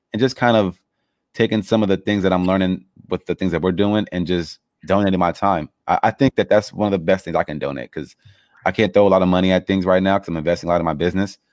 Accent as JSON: {"language": "English", "town": "Los Angeles", "region": "California", "country": "United States", "tie": "born or raised there", "said": "I grew up in Los Angeles"}